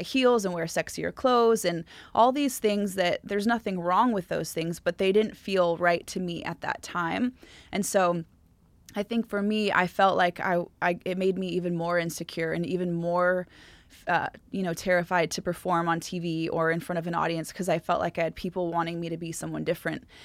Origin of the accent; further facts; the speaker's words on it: Southern California, United States; I was from Ca, Southern California